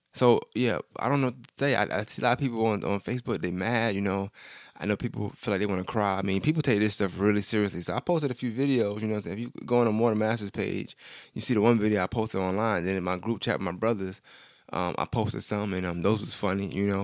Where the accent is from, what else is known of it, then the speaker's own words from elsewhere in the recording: New York, United States; I'm from New York